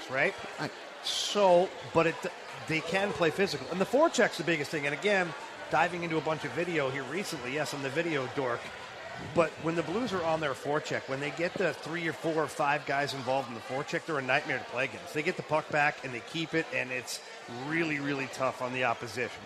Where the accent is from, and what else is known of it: Ottawa, Ontario, Canada; born or raised there